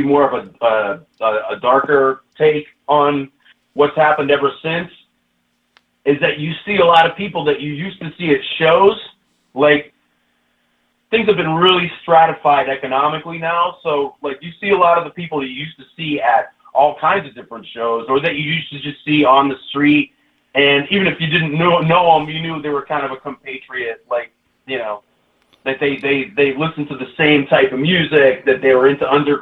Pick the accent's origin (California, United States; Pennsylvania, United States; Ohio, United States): Pennsylvania, United States; Pittsburgh; moved away; I grew up in Pittsburgh, which was also, had some similar issues as Detroit